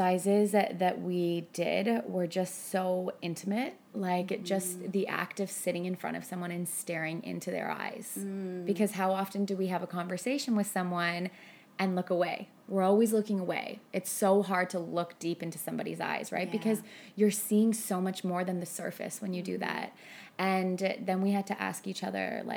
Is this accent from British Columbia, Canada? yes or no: no; Burlington, Ontario, Canada; moved away as an adult; also born or lived in Hong Kong; I moved from Toronto, Burlington, to Hong Kong when I was 20